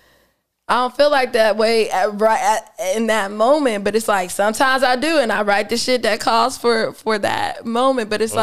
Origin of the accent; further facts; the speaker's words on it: Pittsburgh, Pennsylvania, United States; moved away; I'm from Pittsburgh